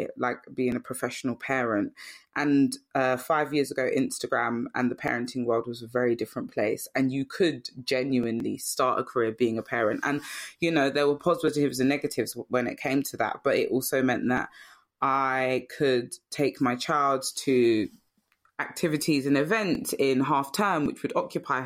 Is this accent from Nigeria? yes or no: no; London, United Kingdom; I lived in Brixton because I was raised there